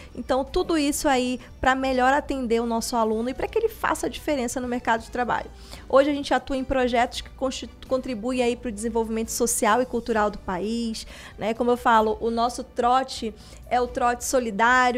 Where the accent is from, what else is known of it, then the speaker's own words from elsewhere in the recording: Castanhal, Pará, Brazil; Eu sou de Castanhal